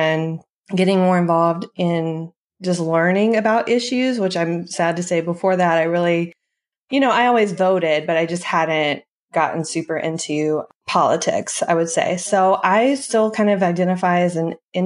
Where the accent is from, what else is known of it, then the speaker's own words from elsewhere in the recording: Middle Tennessee, United States; I grew up in Middle Tennessee, a little bit north of Nashville.